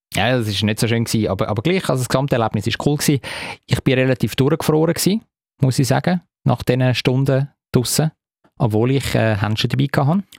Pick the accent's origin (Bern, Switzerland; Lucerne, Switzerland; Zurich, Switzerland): Zurich, Switzerland; hat mir natürlich als Zürcher sehr gefallen